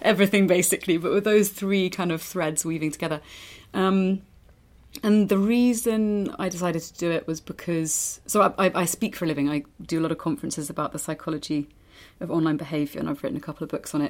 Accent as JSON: {"language": "English", "area": "East Anglia", "region": "East of England", "country": "United Kingdom", "tie": "born or raised there", "also_born_or_lived": "London", "moved": "as an adult", "lives_now": "Spain", "said": "I was born in London, grew up in East Anglia, moved back to London, and then moved back out. Well, moved to Spain"}